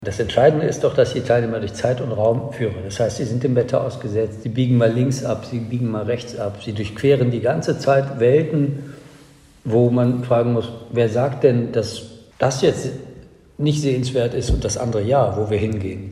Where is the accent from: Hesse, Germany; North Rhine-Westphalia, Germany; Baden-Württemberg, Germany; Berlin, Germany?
North Rhine-Westphalia, Germany; Cologne; in meiner Heimatstadt Köln